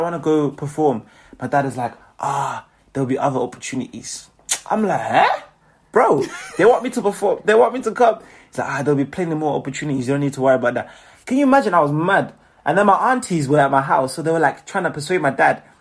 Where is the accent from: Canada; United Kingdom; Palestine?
United Kingdom; Manchester, North West England; also born or lived in Zimbabwe; I was born in Manchester